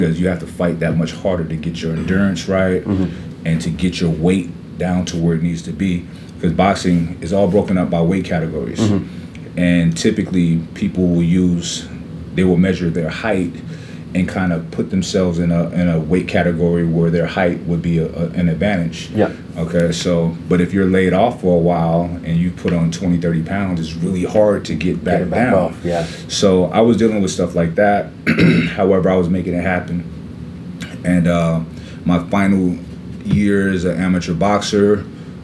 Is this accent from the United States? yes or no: yes; New York City, New York, United States; I'm from Brooklyn, New York, and we played every sport you can play outside